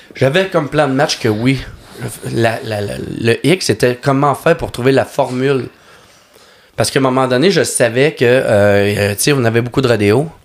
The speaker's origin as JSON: {"language": "French", "area": "Lac Saint-Jean", "region": "Quebec", "country": "Canada", "tie": "born or raised there", "said": "je suis natif du lac Saint-Jean"}